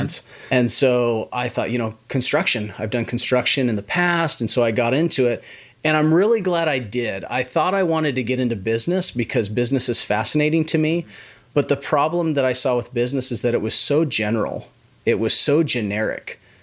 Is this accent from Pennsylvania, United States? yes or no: no; Washington, United States; moved away as an adult; also born or lived in Idaho / Las Vegas; now in Oklahoma City, United States; I grew up in the Pacis-, Pacific Northwest in Washington State